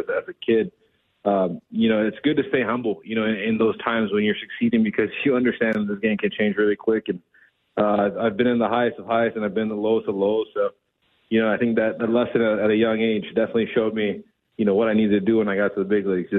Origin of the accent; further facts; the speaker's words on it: Big Island, Hawaii, United States; moved away; I'm from the Big Island